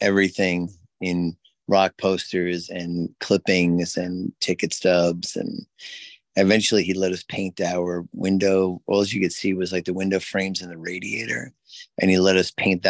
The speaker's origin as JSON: {"language": "English", "town": "New York City", "region": "New York", "country": "United States", "tie": "born or raised there", "said": "I was born in Jackson Heights, Queens. Well, East Elmhurst Hospital. And then I lived in Jackson Heights, Queens."}